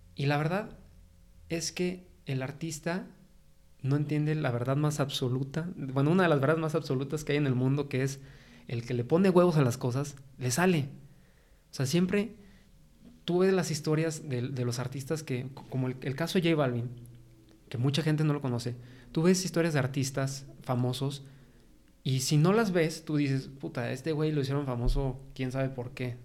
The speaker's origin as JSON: {"language": "Spanish", "region": "San Luis Potosí", "country": "Mexico", "tie": "born or raised there", "said": "estoy orgulloso de ser potosino. A mí, San Luis Potosí, me encanta. Siempre he vivido aquí, nunca me he ido"}